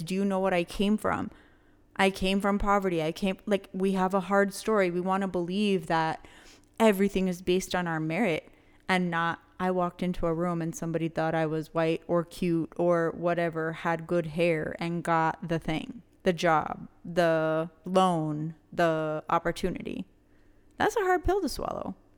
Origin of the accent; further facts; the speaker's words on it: New Mexico, United States; we're all from the fucking borderland